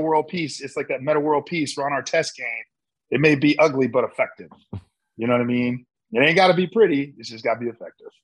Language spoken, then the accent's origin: English; Midwest, United States; moved away as an adult; growing up in the Midwest